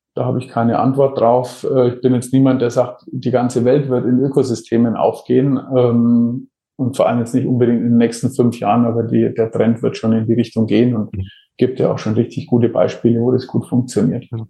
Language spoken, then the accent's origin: German; Franconia, Bavaria, Germany; accent: Franconian; wo ich geboren bin, weil man hörte diesen fränkischen Einschlag ganz wenig.